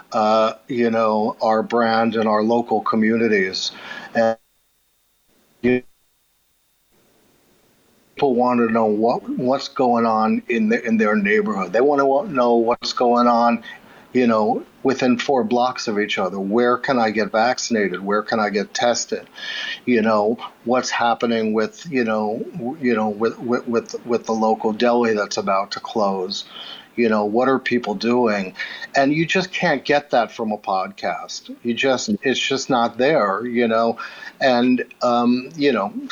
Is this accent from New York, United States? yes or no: yes; New York City, New York, United States; I grew up in Queens, New York